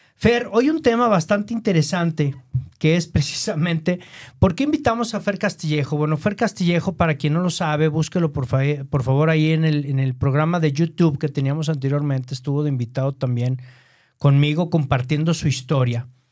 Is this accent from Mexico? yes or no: yes; Mexico; nosotros como mexicanos